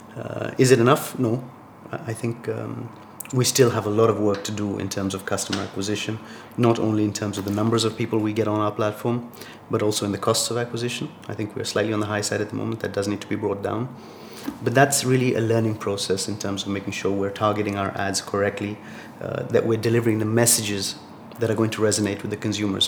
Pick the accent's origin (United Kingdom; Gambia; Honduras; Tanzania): Tanzania; moved away as an adult; also born or lived in Boston, United States / Arkansas, United States / Switzerland; now in Morocco; I grew up in Tanzania, sort of east coast of, uh, of Africa.